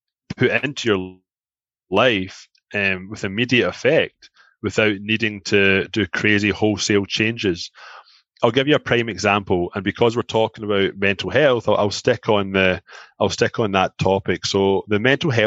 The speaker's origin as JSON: {"language": "English", "town": "Glasgow", "region": "Scotland", "country": "United Kingdom", "moved": "as an adult", "lives_now": "Toronto, Canada", "said": "I'm from Glasgow"}